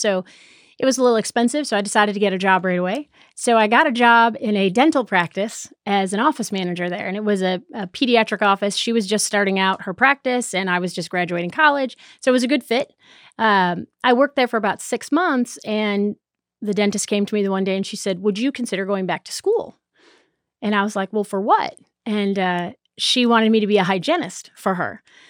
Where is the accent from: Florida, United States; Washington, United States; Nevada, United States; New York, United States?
New York, United States; Buffalo; now in Charlotte, United States; Buffalo, New York.